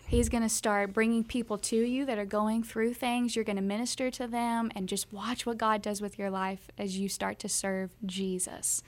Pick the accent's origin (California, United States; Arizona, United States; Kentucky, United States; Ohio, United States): Kentucky, United States; we're from the South. We're from Kentucky, Bible Belt